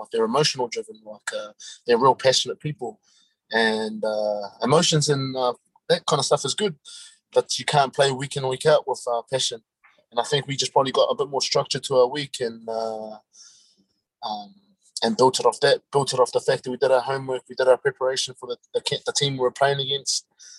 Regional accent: Auckland, New Zealand; Yeah, I'm from Auckland, South Auckland, born and bred in Auckland, played all my rugby out there.

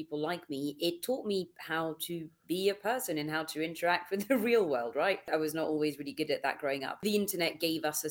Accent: France; moved away; my hometown in France, where I grew up, it's not even a massive city

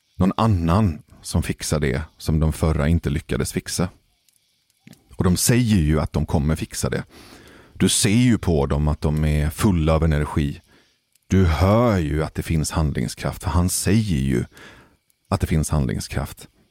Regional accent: Gothenburg, Västra Götaland, Sweden; den nordligaste delen av Hisingen, där jag växte upp

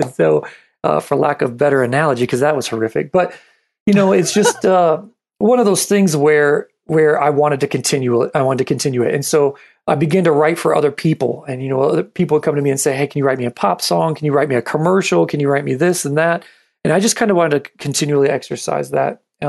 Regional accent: New Mexico, United States; also born or lived in Michigan; I was born in Michigan. My family's there. So I love my family from Michigan, but I'm New Mexico.

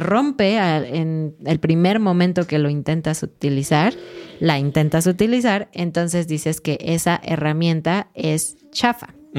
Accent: Mexico; somos mexicanos

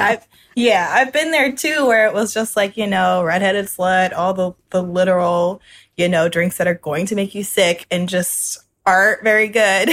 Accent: New Orleans, Louisiana, United States; I'm from New Orleans, Louisiana. It's my hometown. I've lived here most of my life.

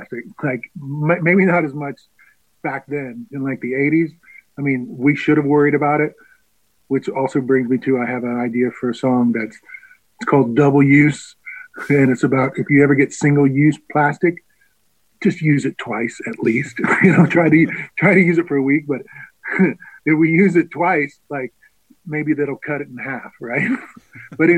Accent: Scotland, United Kingdom; because I am a Scottish, right? I think I want to leave my country.

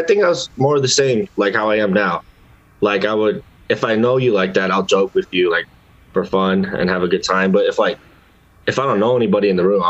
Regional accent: Seattle, Washington, United States; I was born right here in Seattle, Washington.

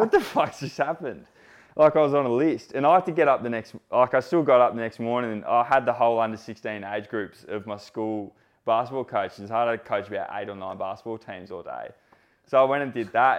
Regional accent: Sydney, New South Wales, Australia; I grew up in Sydney

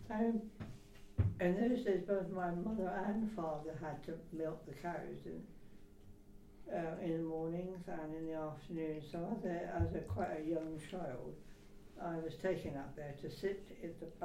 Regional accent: Shaftesbury, South West England, United Kingdom; born or raised there; also born or lived in Mockham

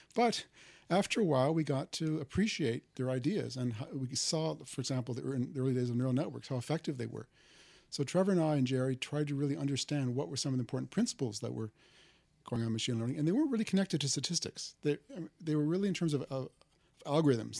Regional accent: Canada; moved away as an adult; also born or lived in Waterloo, Canada / Toronto, Canada; now in Stanford, United States; I'm Canadian

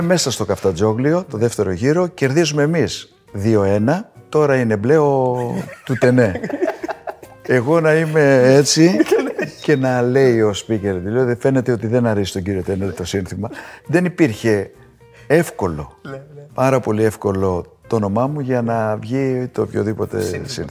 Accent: Athens, Attica, Greece; Το πατρικό μου το σπίτι είναι 500 μέτρα από το γήπεδο

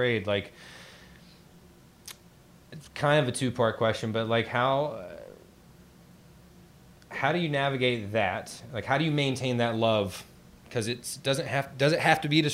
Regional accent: Eastern North Carolina, United States; I'm from Eastern North Carolina

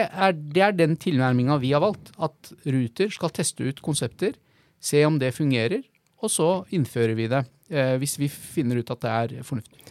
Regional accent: Oslo, Norway; also born or lived in Bahrain / Klemetsrud, Oslo / Prinsdal, Oslo; så flytta vi til Holmlia eh, når jeg var ca. fem år gammel

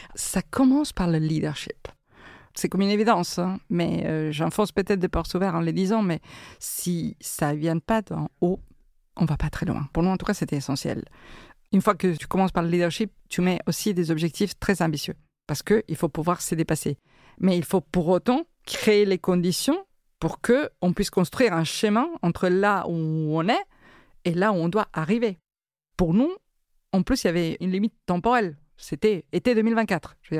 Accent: Argentina; now in France; je suis né en Argentine

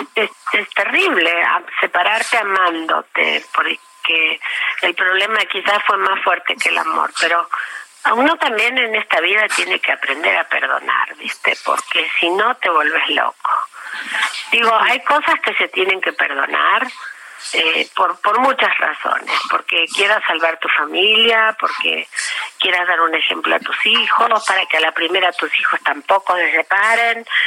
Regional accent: Patagonia, Argentina; born or raised there; moved away as an adult; also born or lived in Trelew / Buenos Aires; now in Mexico

